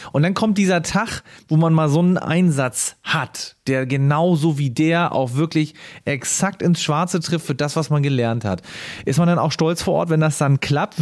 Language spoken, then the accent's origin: German; Schleswig-Holstein, Germany; bei uns in Schleswig-Holstein